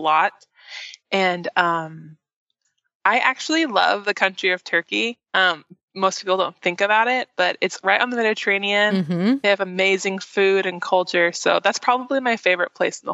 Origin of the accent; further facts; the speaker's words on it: Olympia, Washington, United States; moved away as an adult; also born or lived in Bellingham, Washington; now in Nashville, United States; I am actually from the Northwest, up from Olympia, Washington